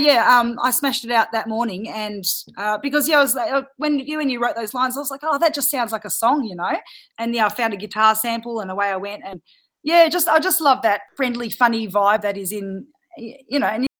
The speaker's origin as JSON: {"language": "English", "country": "Australia", "said": "I'm Australian"}